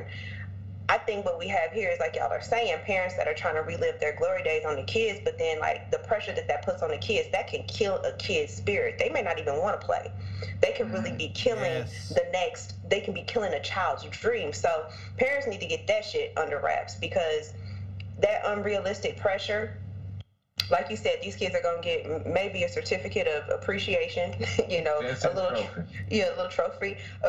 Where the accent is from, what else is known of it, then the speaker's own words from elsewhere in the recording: Kansas City, Kansas, United States; my dad used to run Parks and Rec over here on the Kansas side, and I grew up in Kensington, JFK, basketball, football, softball. I grew up all around that.